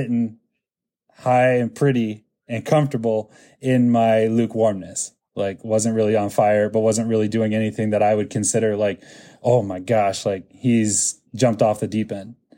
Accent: Lincoln, Nebraska, United States; now in Florida, United States; growing up in Lincoln did not help my Hispanic culture

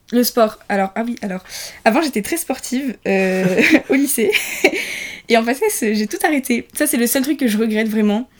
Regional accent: Nice, Provence-Alpes-Côte d'Azur, France; moved away as an adult; je viens de loin, je viens de Nice, donc j'ai déménagé

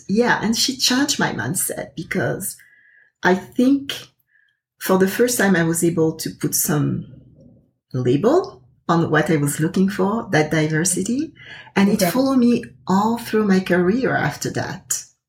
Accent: Côte d’Ivoire; I'm originally from the Ivory Coast, and I've been uprooted several times throughout my life.

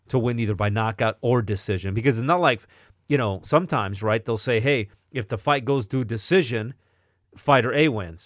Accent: Atwater, California, United States; moved away; I grew up in Atwater

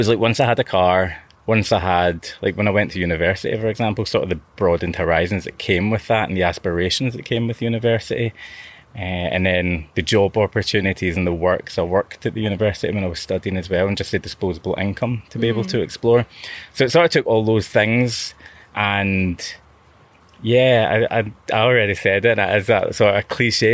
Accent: Glasgow, Scotland, United Kingdom; as a teenager, growing up in Glasgow

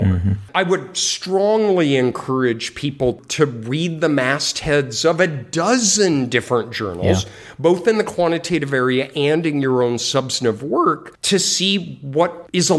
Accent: Colorado, United States; I grew up in Colorado and was a skier

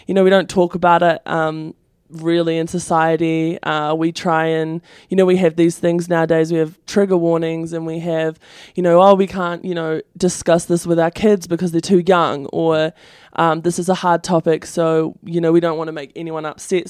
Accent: New Zealand; moved away as an adult; I come from New Zealand

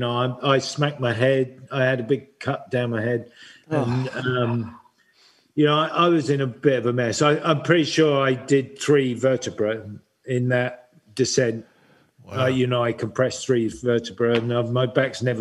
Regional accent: United Kingdom; being British

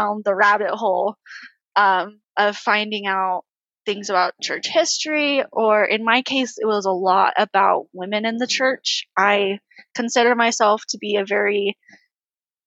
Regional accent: California, United States; now in Orem, United States; I live in Orem, Utah, but I'm from California

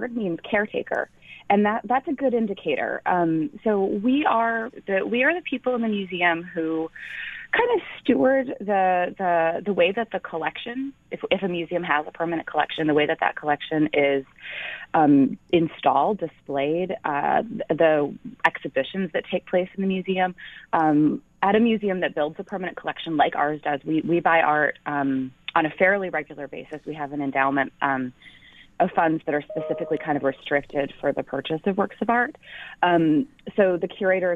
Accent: Midwest, United States; also born or lived in Ithaca, New York / Connecticut; now in Buffalo, United States; I grew up in the Midwest

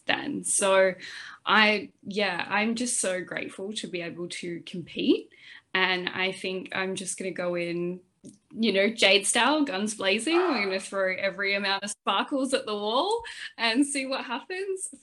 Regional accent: Perth, Western Australia, Australia; I'm from Perth

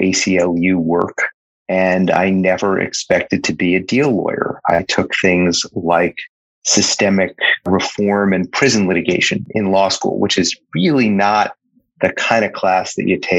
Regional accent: New York City, New York, United States; I grew up in Brooklyn, New York

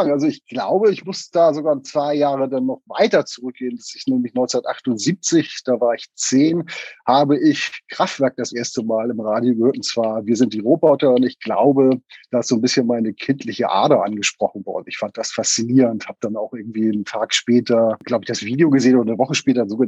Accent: Hamburg, Germany; Ja, ich bin gebürtiger Hamburger, wobei äh, also im Süden Hamburgs aufgewachsen oder auch geboren worden, Hamburg-Wilhelmsburg.

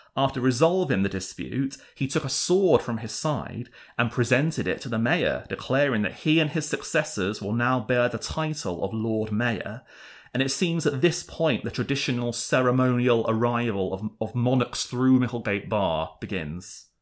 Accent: England, United Kingdom

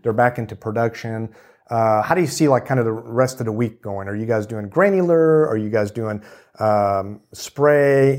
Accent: Kansas City, Missouri, United States; now in Texas, United States; I grew up in Kansas City

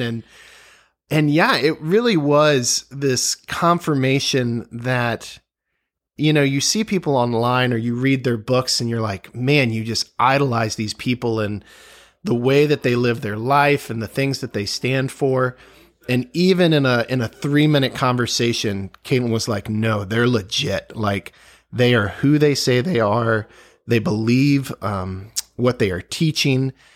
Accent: Virginia, United States; growing up in Virginia, just the history all around us

